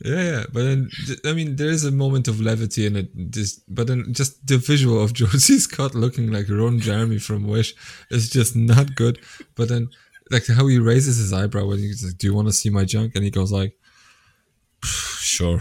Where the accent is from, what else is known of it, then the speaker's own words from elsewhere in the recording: Poland; I'm from Poland